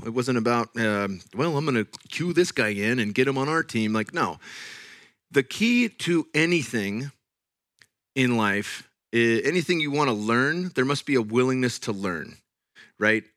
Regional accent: Bay Area, Silicon Valley, California, United States; now in Austin, United States; I'm from the Bay Area, Silicon Valley

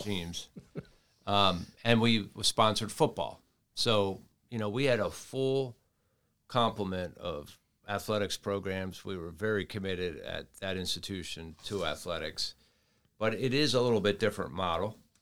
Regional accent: Towson, Maryland, United States; moved away; my hometown of Towson

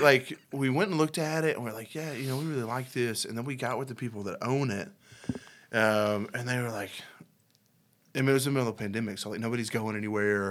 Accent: Benton, Arkansas, United States; also born or lived in Fort Worth, Texas; I grew up in Benton

